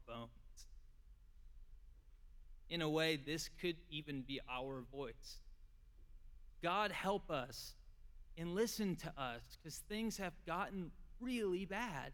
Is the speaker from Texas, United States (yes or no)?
yes; Hutto, Texas, United States; I'm from Hutto, Texas